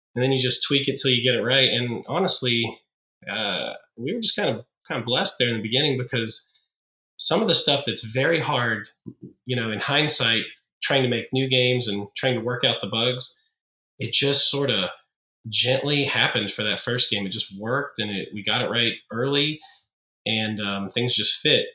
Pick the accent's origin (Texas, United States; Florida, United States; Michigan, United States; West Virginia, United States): West Virginia, United States; Beckley; now in Morgantown, United States; I'm from Beckley, West Virginia, but currently uh, live and work in Morgantown, West Virginia